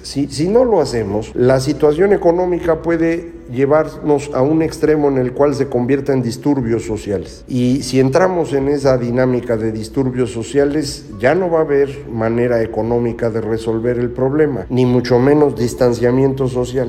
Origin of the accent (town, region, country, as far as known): Mexico